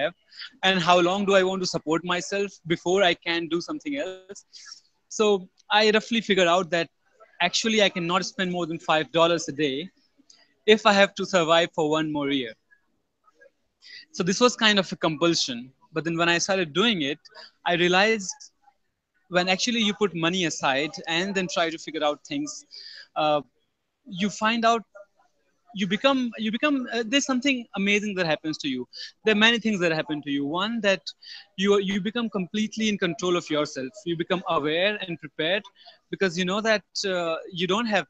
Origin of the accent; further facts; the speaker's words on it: Kanpur, Uttar Pradesh, India; moved away as an adult; also born or lived in Mumbai, India / Bangalore, India; I was born in Kanpur. I lived about 19 initial years of my life in Kanpur